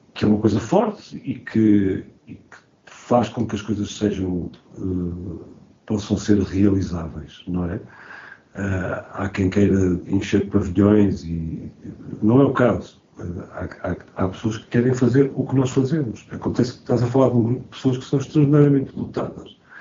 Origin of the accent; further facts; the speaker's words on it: Porto, Norte, Portugal; now in Lisbon, Portugal; sou do Porto, mas vivo em Lisboa